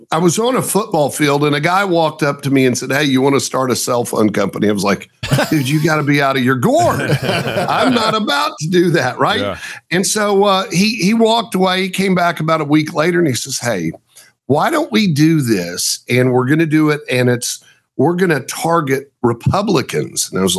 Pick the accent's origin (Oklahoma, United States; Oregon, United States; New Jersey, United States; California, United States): Oklahoma, United States; born there; I was born in Oklahoma too.